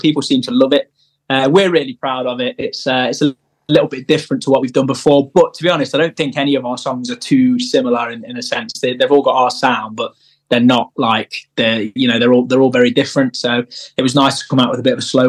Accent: Midlands, United Kingdom; we're from the Midlands.

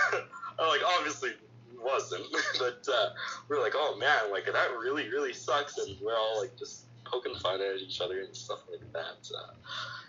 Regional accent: Calgary, Alberta, Canada; I'm from Calgary

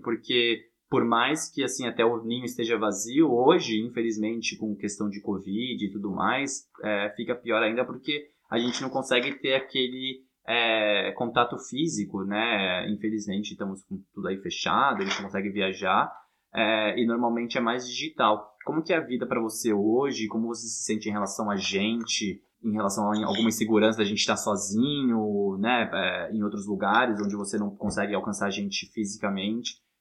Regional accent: São Paulo, Brazil; moved away; eu e minha irmã, a gente nasceu em São Paulo

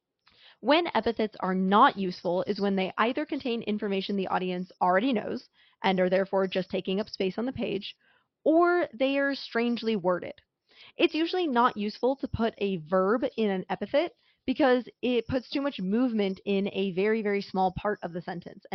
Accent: west coast of the United States, United States; I, for example, grew up on the west coast of the United States

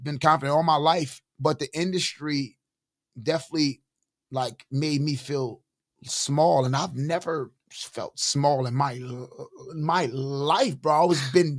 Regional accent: New York City, New York, United States; I'm from East New York

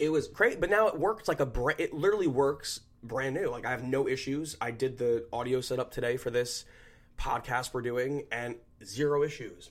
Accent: New Jersey, United States; we're from Jersey

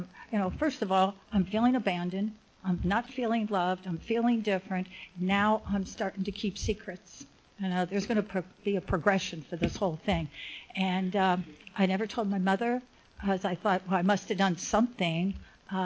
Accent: Cincinnati, Ohio, United States; now in Laguna Woods, United States; I grew up in Cincinnati

